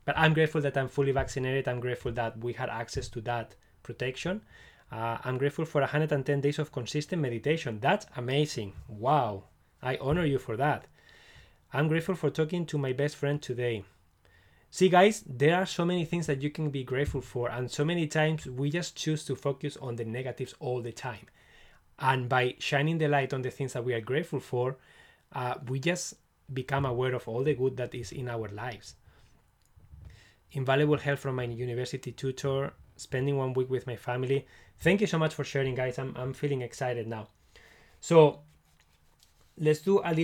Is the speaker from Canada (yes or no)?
no; Barcelona, Catalonia, Spain; now in Scotland, United Kingdom; I'm from Spain, from Barcelona